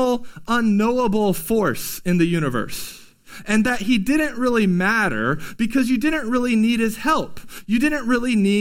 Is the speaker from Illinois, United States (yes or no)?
no; California, United States; growing up in California